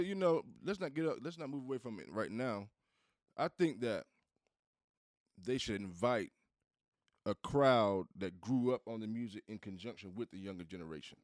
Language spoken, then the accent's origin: English; Southeast, United States; I'm from the South. I'm from the Southeast.